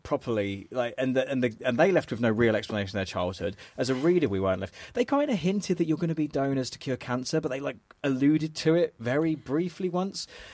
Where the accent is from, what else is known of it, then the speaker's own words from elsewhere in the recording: England, United Kingdom; as an English person